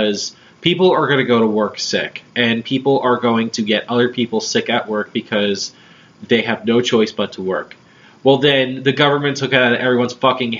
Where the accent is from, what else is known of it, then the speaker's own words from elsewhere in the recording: New Jersey, United States; now in Philadelphia, United States; I'm from New Jersey